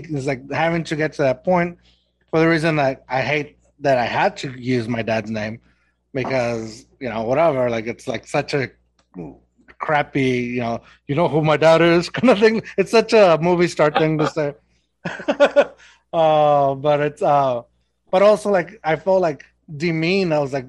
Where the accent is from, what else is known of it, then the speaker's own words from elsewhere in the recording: Mexico; accent: Mexican; I tried losing my accent, my, you know, Mexican accent, getting rid of it. And I think it's not completely gone, but for the most part, it turned into its own weird thing. It's like a Texan accent. It's a Mexican accent.